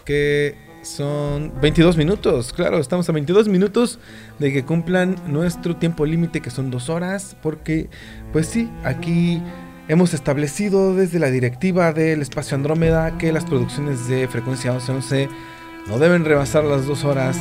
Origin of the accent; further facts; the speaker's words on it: Pachuca, Hidalgo, Mexico; now in Playa del Carmen, Mexico; muchos somos de Pachuca